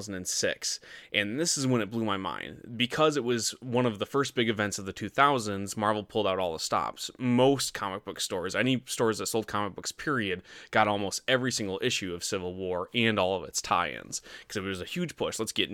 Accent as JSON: {"language": "English", "region": "Michigan", "country": "United States", "tie": "born or raised there", "said": "I grew up in Northern Michigan. There was nothing else to do but watch TV."}